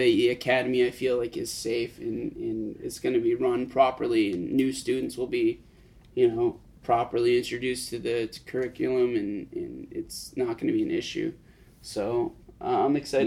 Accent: Maine, United States; I'm from Maine, you know, and it's in my state

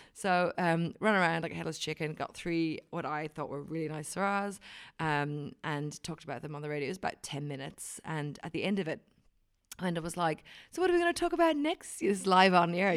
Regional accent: Wicklow, Leinster, Ireland; now in New Zealand; I am from Wicklow, which is near, um, near Dublin. It's about an hour inland from Dublin

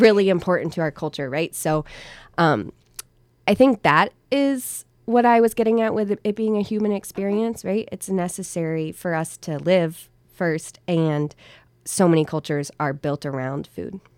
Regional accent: Virginia, United States; moved away as an adult; now in Hillsdale, United States; I'm not from here. I'm originally from Virginia

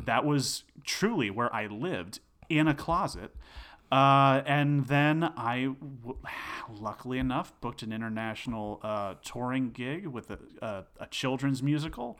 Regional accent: Succasunna, New Jersey, United States; also born or lived in Denville, New Jersey; grew up in a small town called Sucasana

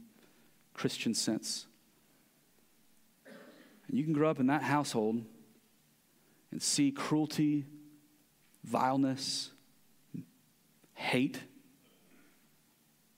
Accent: United States; as American Westerners

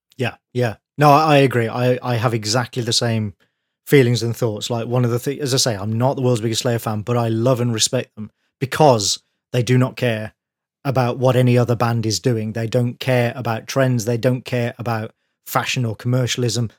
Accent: Birmingham, West Midlands, United Kingdom; from my hometown

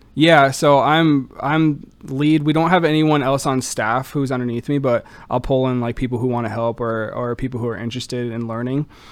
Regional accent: Orlando, Florida, United States; moved away as an adult; now in Kenosha, United States; Born and raised in Orlando, Florida

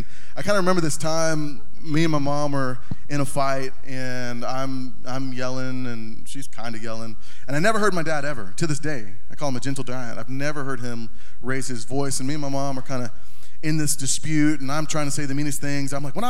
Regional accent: North Carolina, United States; also born or lived in Corpus Christi, Texas; I was born in Corpus Christi, Texas, and almost immediately we moved from Corpus Christi, Texas to North Carolina, and grew up there

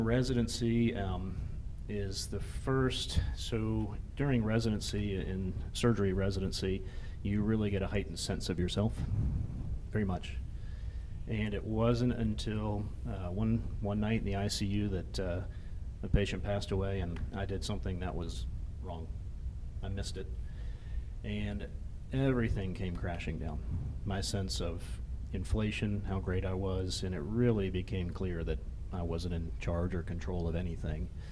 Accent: Jacksonville, Florida, United States; also born or lived in Atlanta, Georgia; now in Rapid City, United States; I grew up in Jacksonville, Florida

